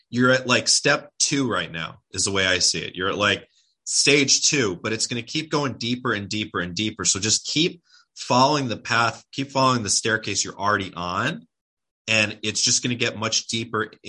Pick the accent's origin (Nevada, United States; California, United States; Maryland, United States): California, United States; I'm California.